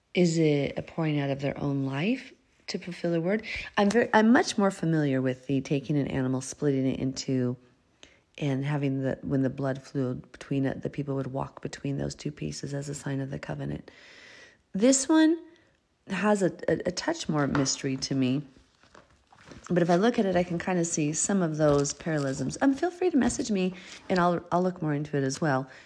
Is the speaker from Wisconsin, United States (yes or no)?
no; Montana, United States; moved away as an adult; also born or lived in Minnesota; I grew up in Montana